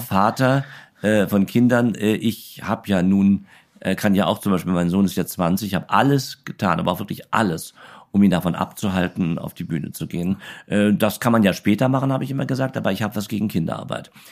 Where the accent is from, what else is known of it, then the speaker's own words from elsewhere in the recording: Berlin, Germany; in Berlin-Karlshorst